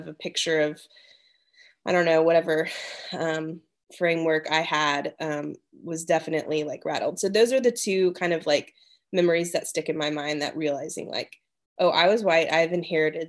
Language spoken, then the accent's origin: English; Dallas, Texas, United States; also born or lived in Washington, D.C.; now in Smyrna, United States; where I grew up in Dallas, it was pretty diverse